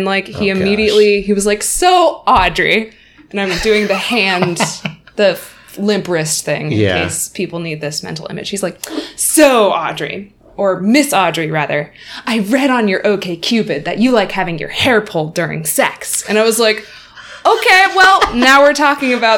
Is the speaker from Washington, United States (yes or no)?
yes; Woodinville, Washington, United States; moved away as an adult; also born or lived in Boston, Massachusetts; now in San Diego, United States; Woodinville, Washington